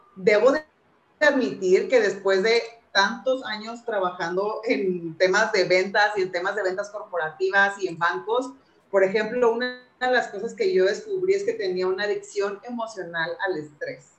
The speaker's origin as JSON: {"language": "Spanish", "town": "Acapulco", "region": "Guerrero", "country": "Mexico", "also_born_or_lived": "Monterrey", "moved": "as an adult", "said": "a los 18 años me fui a vivir a Monterrey, de Acapulco a Monterrey, o sea, súper lejos de mi familia"}